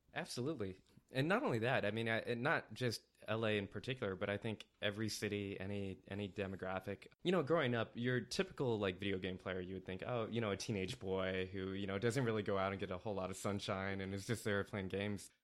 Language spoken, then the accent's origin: English; Northern California, United States; also born or lived in Indiana; Born in Indiana, lived in Indiana for eight years, uh, but then, uh, moved to Northern California in nineteen eighty-nine